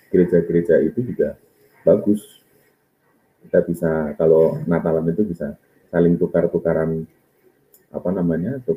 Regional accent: Bondo, Central Java, Indonesia; namanya desanya Desa Bondo. Daerahnya itu namanya Tok Jeru. Kalau sekarang diganti menjadi Tok Rejo. Daerah saya itu di utara eh, Pantai Jawa

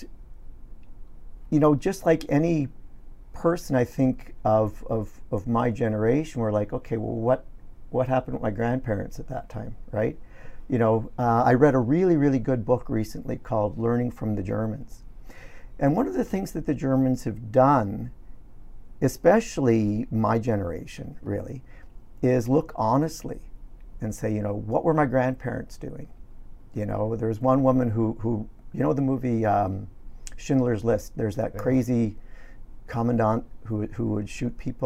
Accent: Toronto, Ontario, Canada; moved away as an adult; also born or lived in London, Ontario / Montreal; now in Prince George, Canada; I grew up in Toronto

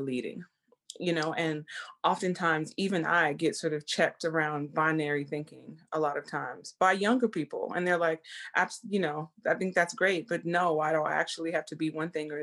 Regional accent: Texas, United States; I grew up in the South, in Texas

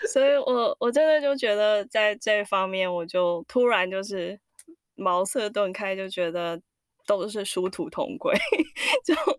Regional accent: Singapore; now in United States; 我是在新加坡长大的，可是我爸爸妈妈是，呃，在中，中，中国去的新加坡

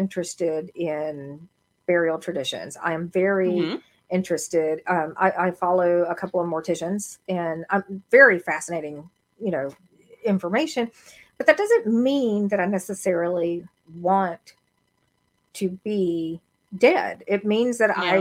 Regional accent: the South, United States; I'm from the South.

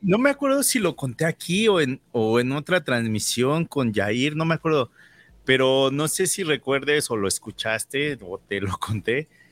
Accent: Mexico City, Mexico; moved away as an adult; also born or lived in Calgary, Alberta, Canada; now in Canada; Yo viniendo de la Ciudad de México, donde son millones y millones

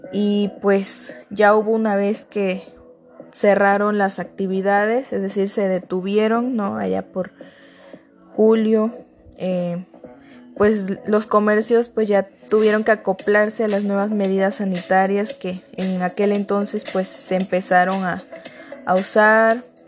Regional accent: Mexico; nosotros como mexicanos

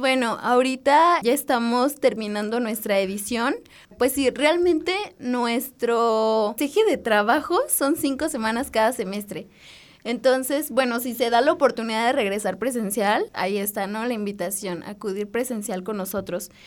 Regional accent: Dolores Hidalgo, Guanajuato, Mexico; Yo soy de Dolores y estudio geología en la Escuela de Minas

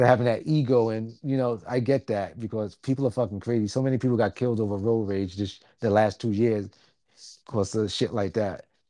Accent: New York City, New York, United States; I'm from Staten Island

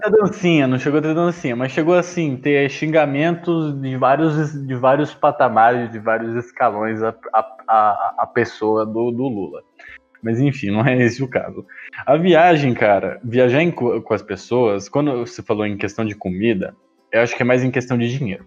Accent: Campinas, São Paulo, Brazil; Eu sou de Campinas, então né, já está no eixo sudeste

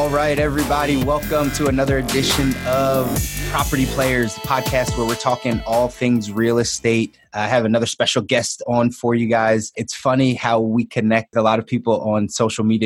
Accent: Philadelphia, Pennsylvania, United States; moved away as an adult; also born or lived in Miami / Los Angeles; I was born and raised in Philly

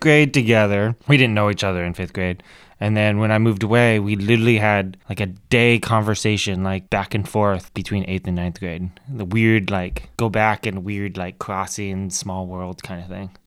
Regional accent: Tacoma, Washington, United States; also born or lived in Olympia / Bellingham; So I grew up in Tacoma, spent the first half of my childhood in Tacoma, and then I moved to Olympia when I was in, like, seventh grade

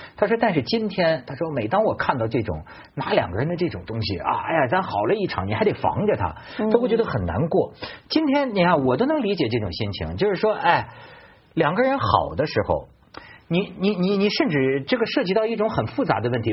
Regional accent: China; 我们中国人先说

